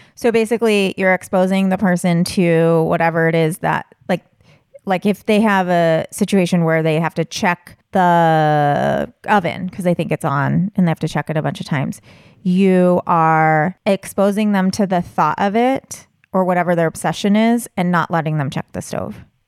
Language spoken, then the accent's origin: English; Southern California, United States; I grew up in Southern California and would go to Disneyland